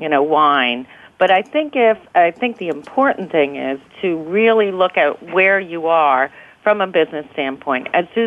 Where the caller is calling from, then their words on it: New York City, New York, United States; I'm in my office in New York City.